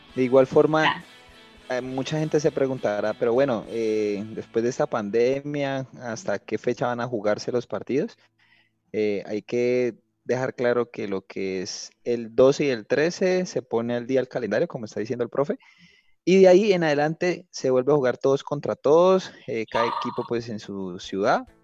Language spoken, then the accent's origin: Spanish; Cali, Valle del Cauca, Colombia; soy caleño y conozco mi ciudad